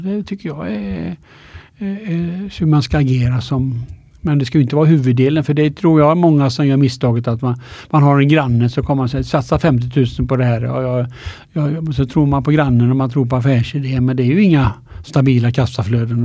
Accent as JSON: {"language": "Swedish", "town": "Alingsås", "region": "Västra Götaland", "country": "Sweden", "tie": "born or raised there", "also_born_or_lived": "Linköping / United States", "moved": "yes", "lives_now": "Stockholm, Sweden", "said": "Jag är född i Allingsås då, eh, Västergötland."}